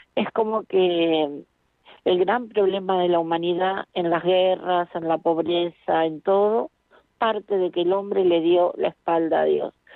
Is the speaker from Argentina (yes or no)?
yes; Argentina; yo nací en Argentina